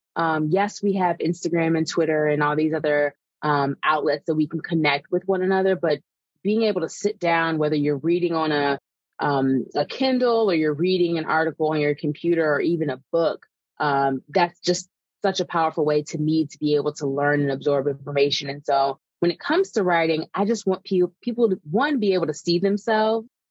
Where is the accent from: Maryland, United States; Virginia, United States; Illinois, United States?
Illinois, United States; Evanston; also born or lived in Galveston, Texas; now in Chicago, United States; I was born in Galveston, Texas. So I grew up in Texas until I was about eight years old and then moved um, to Evanston specifically. So where Northwestern is, that's the town I grew up in.